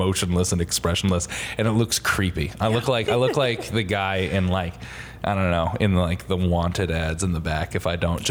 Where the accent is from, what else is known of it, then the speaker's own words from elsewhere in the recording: Connecticut, United States; I am from Connecticut